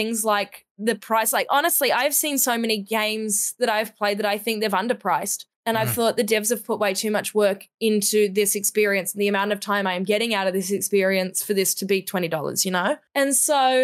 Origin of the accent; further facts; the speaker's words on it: Australia; now in New Zealand; So I'm an Australian